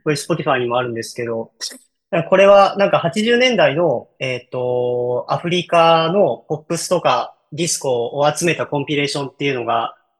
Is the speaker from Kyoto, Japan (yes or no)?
yes; Kyoto, Japan; 僕は京都 出身です